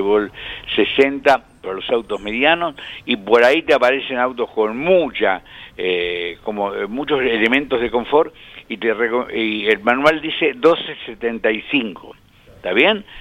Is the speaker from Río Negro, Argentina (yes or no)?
no; Pehuajó, Buenos Aires Province, Argentina; moved away; Y si vos vivís en Peguajó, mi pueblo de crecimiento, de nacimiento y y primeros años